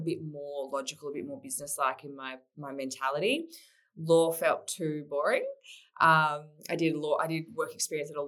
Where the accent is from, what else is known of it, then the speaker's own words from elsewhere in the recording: Melbourne, Victoria, Australia; I'm I'm a Melbourne girl originally, so I'm back in Melbourne now. I was born in born in Melbourne.